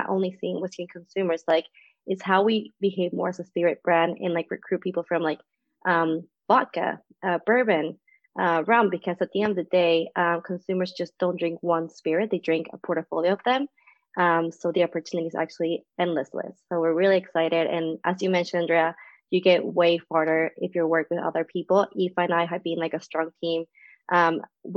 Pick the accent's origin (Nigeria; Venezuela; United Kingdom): Venezuela; moved away as an adult; also born or lived in Colombia; now in Canada; As you know for the accent, I'm not from Canada either. I'm from Venezuela.